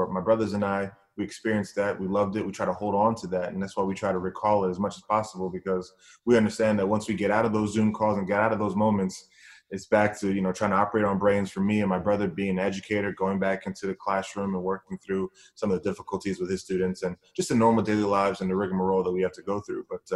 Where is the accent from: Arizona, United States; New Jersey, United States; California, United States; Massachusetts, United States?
New Jersey, United States; also born or lived in Bahamas; Our family came from the Bahamas, and we grew up in New Jersey, and I'm the last of five boys